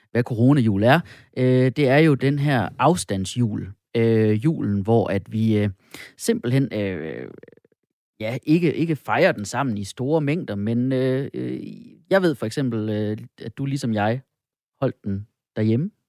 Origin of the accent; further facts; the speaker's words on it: Funen, Southern Denmark, Denmark; Jeg er også fra Fyn